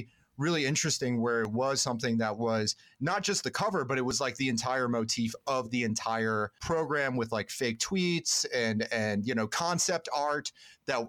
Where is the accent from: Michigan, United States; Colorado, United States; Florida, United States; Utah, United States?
Florida, United States; also born or lived in the South; now in Southern California, United States; I'm from Florida originally